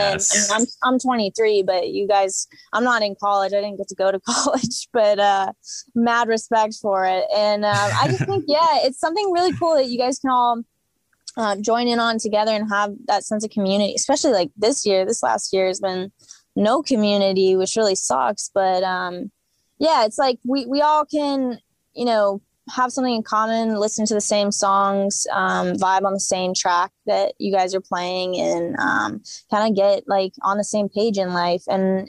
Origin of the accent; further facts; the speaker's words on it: California, United States; I really respect the genre, but I'm from California.